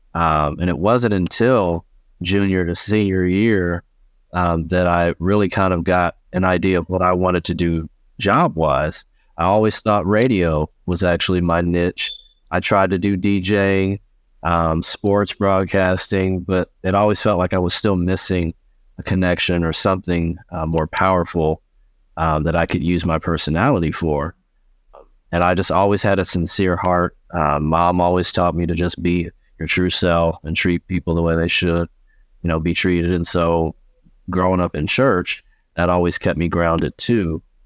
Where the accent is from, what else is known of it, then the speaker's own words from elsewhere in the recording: Indianapolis, Indiana, United States; I was born and raised in Indianapolis, Indiana